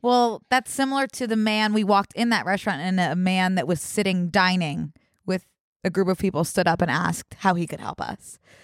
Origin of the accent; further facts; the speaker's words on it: Philadelphia, Pennsylvania, United States; I am from Philadelphia